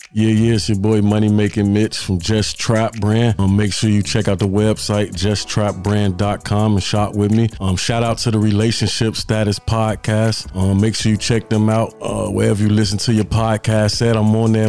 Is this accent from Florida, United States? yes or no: no; Chicago, Illinois, United States; also born or lived in Florence, South Carolina; now in South Carolina, United States; I'm from Chicago, uh, residing in South Carolina right now